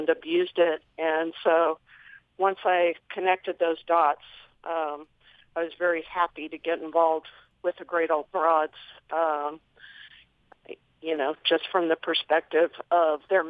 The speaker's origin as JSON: {"language": "English", "country": "United States", "tie": "born or raised there", "also_born_or_lived": "New Mexico / Colorado / San Diego", "moved": "as an adult", "lives_now": "Central Oregon, United States", "said": "I grew up in New Mexico and Colorado in a hunting family"}